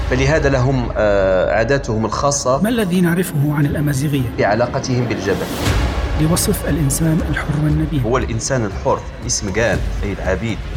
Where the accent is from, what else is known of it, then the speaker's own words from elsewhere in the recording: Syria; أنا كسوري